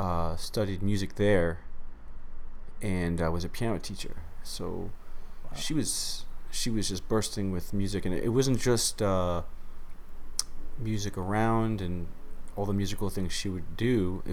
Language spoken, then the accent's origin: English; New York City, New York, United States; Grew up in Queens, New York.